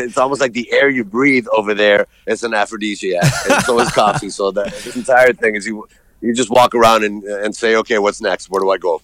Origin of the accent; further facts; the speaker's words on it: Puerto Rico; moved away as an adult; also born or lived in Colombia; now in United States; I was born and Raised in Puerto Rico, been in the States for 32 years.